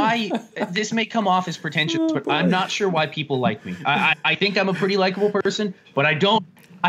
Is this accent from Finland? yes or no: no; Cuba